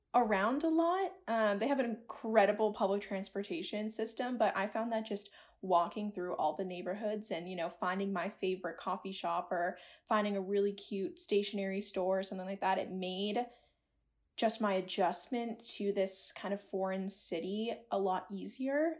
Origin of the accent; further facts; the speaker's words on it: a little town outside of Boston, Massachusetts, United States; moved away; I'm originally from a little town outside of Boston, Massachusetts